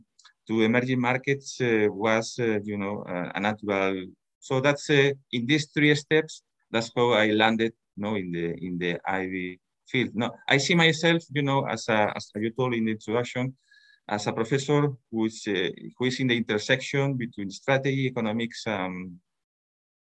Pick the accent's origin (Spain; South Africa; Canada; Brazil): Spain; I was born in Spain in 1965